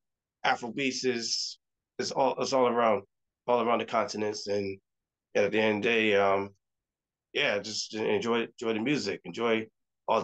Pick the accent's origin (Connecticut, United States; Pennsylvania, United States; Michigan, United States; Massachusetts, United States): Connecticut, United States; I was born and raised in Connecticut. My family's from the island of Barbados